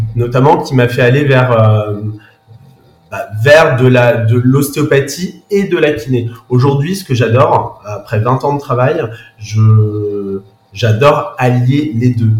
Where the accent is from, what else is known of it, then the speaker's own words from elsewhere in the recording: Saint-Malo, Brittany, France; also born or lived in Paris; now in Saint-Malo, France; je suis originaire de Saint-Malo